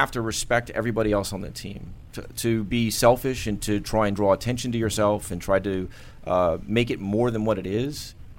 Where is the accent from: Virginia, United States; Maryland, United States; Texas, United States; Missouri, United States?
Maryland, United States; Bethesda; born there; I was a military brat. Was born here in Bethesda and moved around most of my life.